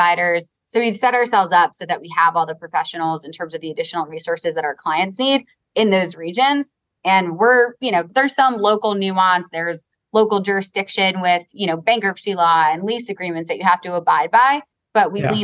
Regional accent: Long Island, New York, United States; I'm from Long Island. I have an accent too.

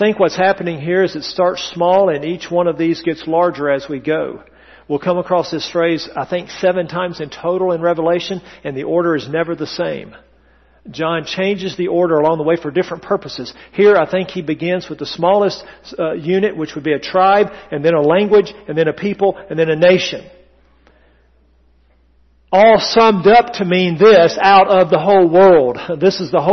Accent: the South, United States; accent: Southern English; first language English; I come from English-speaking ancestors. Well, Southern English, if you please

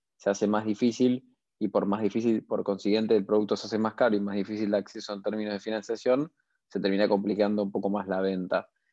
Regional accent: Argentina; tenemos la capacidad como argentinos

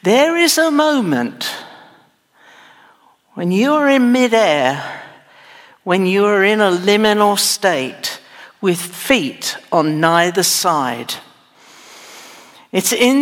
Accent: England, United Kingdom; also born or lived in United States; now in Texas, United States; I'm not a native Texan, but I was born in England

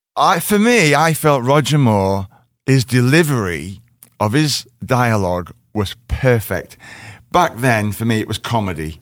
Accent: Liverpool, North West England, United Kingdom; I'm from Liverpool

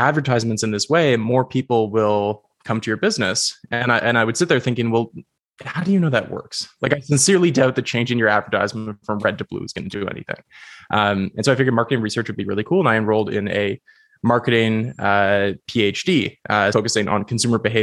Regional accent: Goderich, Ontario, Canada; I grew up in a rural town called Goderich. It's like a small town on the shores

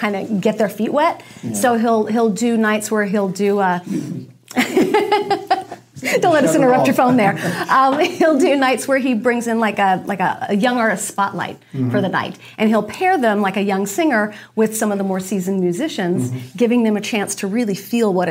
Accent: Delaware, United States; moved away; also born or lived in California; growing up on the East Coast in Delaware, I always assumed I would end up in New York on Broadway someday and ended up moving to California

